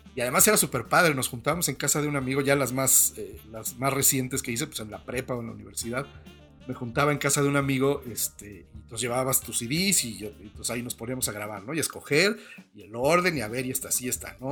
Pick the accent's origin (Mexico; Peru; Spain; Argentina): Mexico; nosotros nunca llegamos más lejos de San Antonio en coche desde México